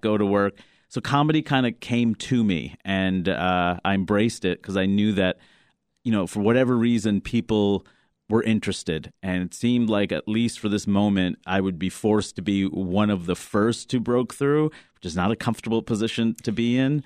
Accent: New York City, New York, United States; growing up in Queens, New York

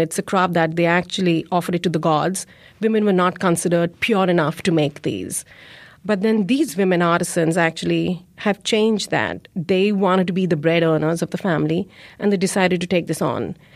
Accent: India; now in Chicago, United States; I grew up in India, but my community, my presence is here in Chicago.

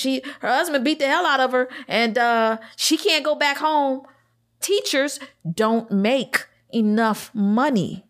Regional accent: Detroit, Michigan, United States; I'm from Detroit.

